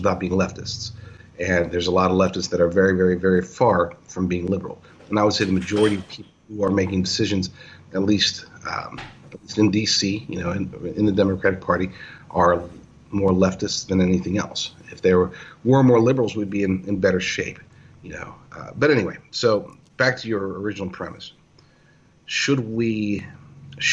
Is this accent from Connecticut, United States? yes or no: no; Oklahoma, United States; moved away; I'm from Oklahoma